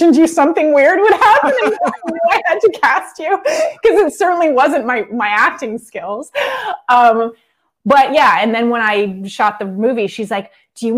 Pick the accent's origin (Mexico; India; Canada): Canada; now in Los Angeles, United States; I grew up in Canada in a small town